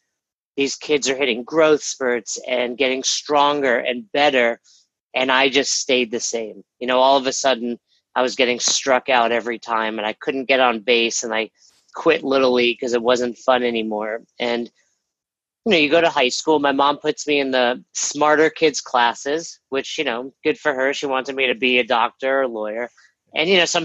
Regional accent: Westchester, New York, United States; I grew up in Westchester, New York

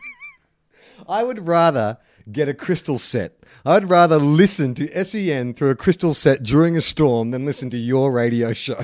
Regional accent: Melbourne, Victoria, Australia; now in Sydney, Australia; I live in Sydney, but I'm often in Melbourne for work and stuff

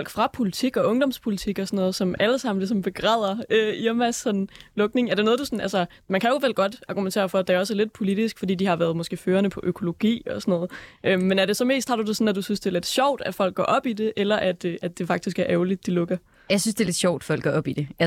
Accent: Aalborg, North Denmark Region, Denmark; jeg er jo både jyde og, og socialdemokrat

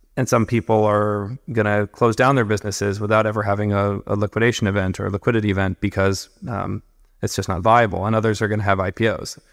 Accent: California, United States; I'm from California originally, um, born and raised, working class family.

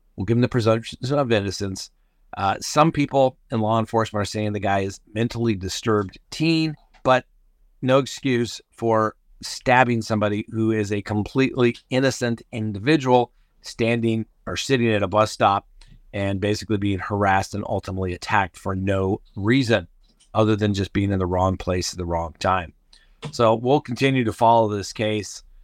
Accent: Colorado, United States; I'm from Colorado

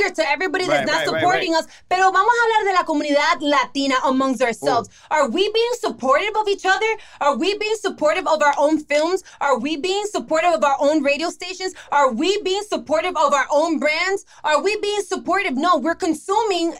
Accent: Miami, Florida, United States; I was born here in Miami, okay? I was born here, and I didn't even get to go to my parents' country, the Dominican Republic, till I was like 18.

